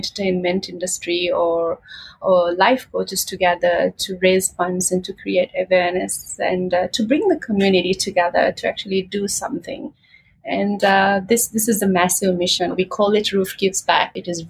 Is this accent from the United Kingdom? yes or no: no; Maldives; I come from the islands. I am from the Maldives.